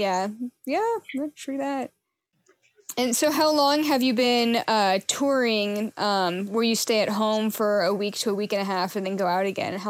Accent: Seattle, Washington, United States; moved away; I'm originally from Seattle, so that would be what I call my hometown.

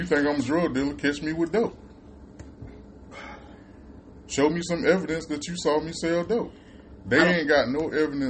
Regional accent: Florida, United States; when I was growing up in Florida

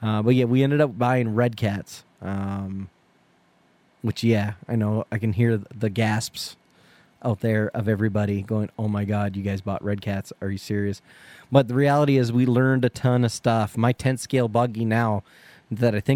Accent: Canada; being Canadian

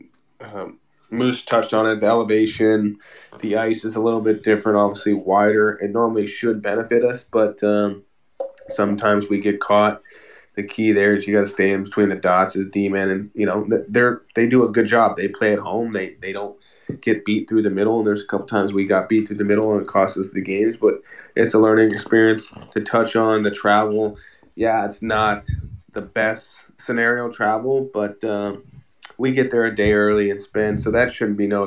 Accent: Wisconsin, United States; now in Las Vegas, United States; I was born in Wisconsin, like an hour and a half away

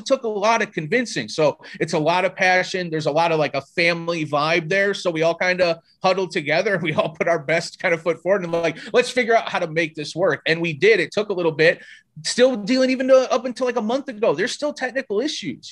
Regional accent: South Bend, Indiana, United States; now in Las Vegas, United States; I grew up in South Bend

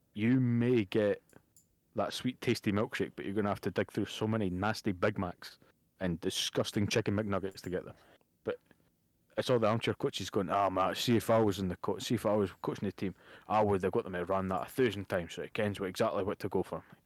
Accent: Bo'ness, Scotland, United Kingdom; I'm in a, from a small place called Bowness

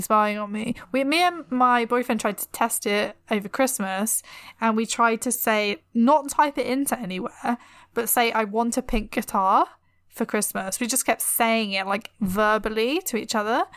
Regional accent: England, United Kingdom; I'm too English.

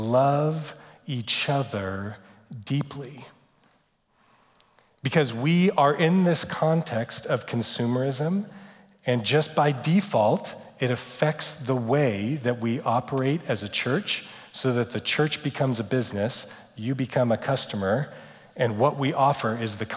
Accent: United States; we're too American. We're very American

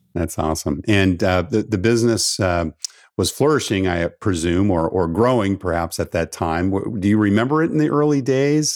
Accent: West Coast, United States; I grew up on the West Coast

